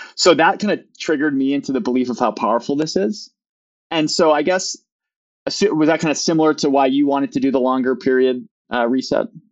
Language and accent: English; Midwest, United States; also born or lived in Maine; I'm a Midwesterner as well